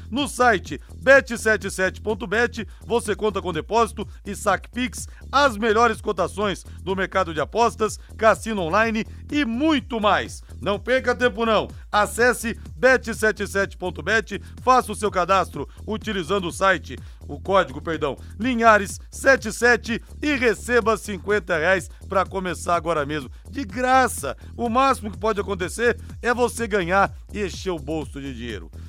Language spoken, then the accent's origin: Portuguese; interior of São Paulo, Brazil; Eu que sou do interior de São Paulo